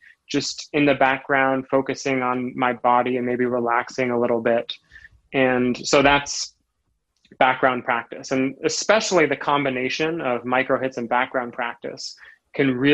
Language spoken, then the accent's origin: English; rural Vermont, United States; I grew up rurally, which I think has a lot to do with it, in rural Vermont